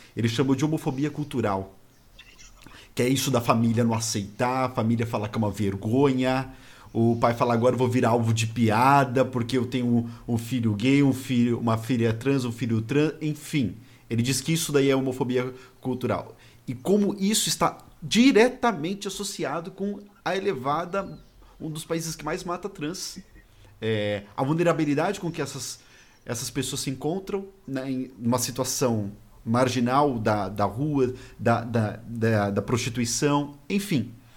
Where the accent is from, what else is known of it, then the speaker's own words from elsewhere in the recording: São Paulo, Brazil; eu sou de São Paulo